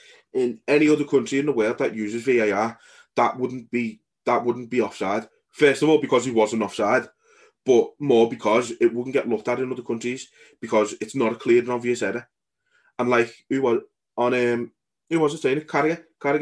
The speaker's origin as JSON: {"language": "English", "region": "England", "country": "United Kingdom"}